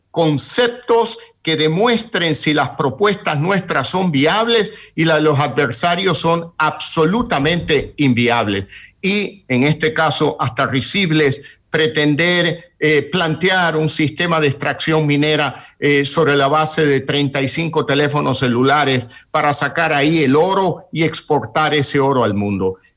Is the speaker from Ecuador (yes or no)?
yes; Ecuador; yo considero, como muchos ecuatorianos